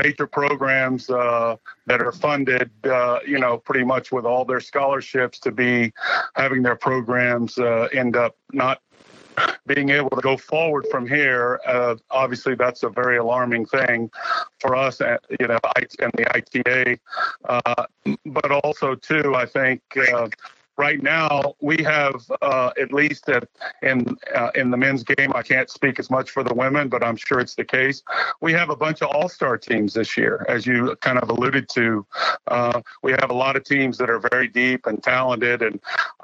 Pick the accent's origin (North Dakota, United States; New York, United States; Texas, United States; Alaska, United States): Texas, United States; I grew up in Texas. I'm likely to die in Texas